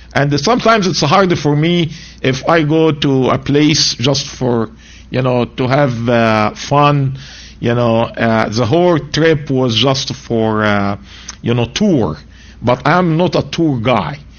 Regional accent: Egypt; moved away; I'm from Egypt.

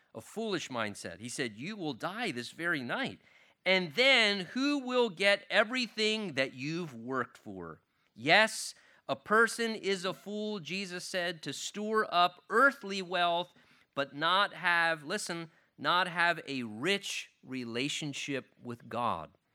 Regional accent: United States; as an American Christian, I have been blessed with a degree of wealth and affluence and a standard of living in this country

